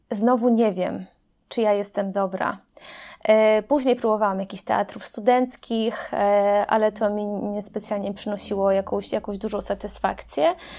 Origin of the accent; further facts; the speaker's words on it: Grajewo, Podlaskie Voivodeship, Poland; moved away; pochodzę z Grajewa, to jest mała miejscowość na Podlasiu, miasto